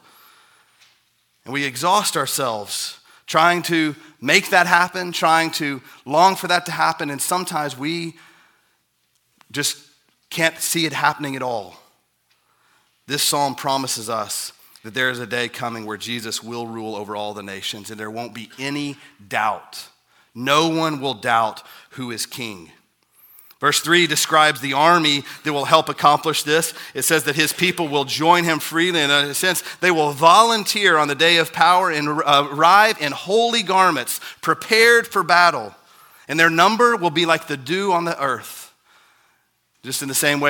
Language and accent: English; United States; I'm an American